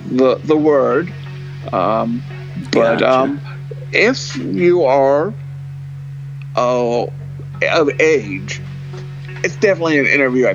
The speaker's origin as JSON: {"language": "English", "area": "Ventura County", "region": "California", "country": "United States", "tie": "born or raised there", "moved": "yes", "lives_now": "Oregon, United States", "said": "most people know I live on a farm in Oregon now, but I grew up a California boy. I grew up in Ventura County, about 100 miles or so above you, maybe 200."}